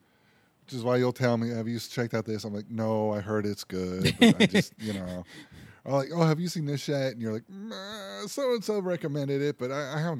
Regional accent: Pennsylvania, United States; now in Florida, United States; I'm from Pennsylvania.

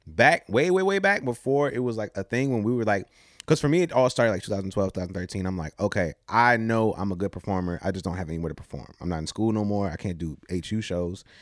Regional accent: Newport News, Virginia, United States; also born or lived in Williamsburg, Virginia; we moved from Newport News to Williamsburg when I was probably, like, fifteen, fourteen-ish

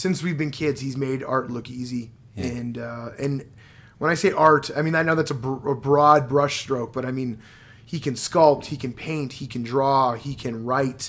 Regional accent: Montreal, Quebec, Canada; moved away; Born and raised in Montreal

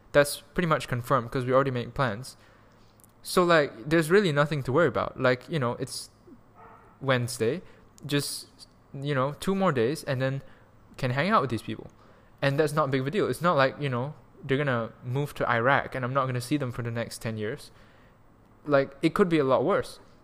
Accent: Malaysia; moved away; also born or lived in Canada / Germany; we're both Malaysian, we're all Malaysians here

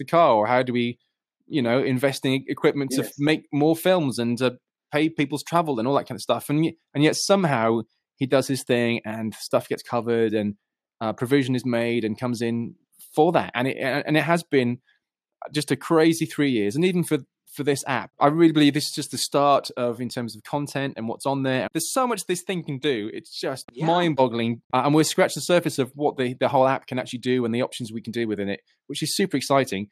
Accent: United Kingdom; I'm this Brit

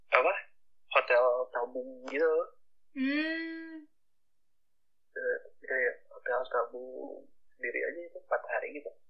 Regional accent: Bandung, West Java, Indonesia; Dan di situ tinggal aku orang Bandungnya sendiri, orang Indonesia ya.

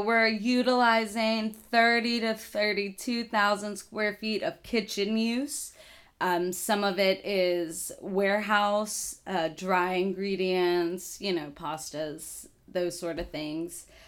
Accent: Dallas, Texas, United States; moved away as an adult; also born or lived in Danbury, Connecticut / Oxford, Mississippi; now in Lafayette, United States; I grew up in Dallas, Texas

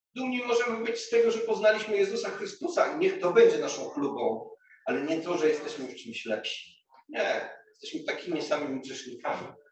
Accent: Głogów, Lower Silesian Voivodeship, Poland; moved away; also born or lived in Kraków; do Głogowa, do mojego rodzinnego miasta

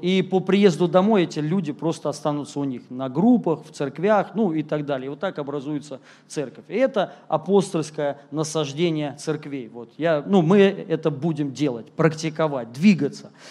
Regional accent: Moscow, Russia; moved away as an adult; also born or lived in Rostov-on-Don; я сам москвич, если кто-то не знает, родился здесь.

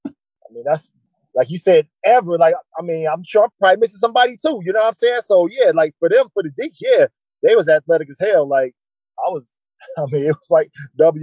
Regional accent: Cleveland, Ohio, United States; also born or lived in Shaker Heights, Ohio / Twinsburg, Ohio; I'm originally from Cleveland, downtown Cleveland

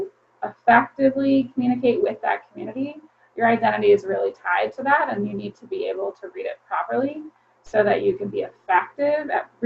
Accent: Maryland, United States; moved away as an adult; now in Chester, Pennsylvania, United States; I did not grow up in Pennsylvania. I'm from Maryland

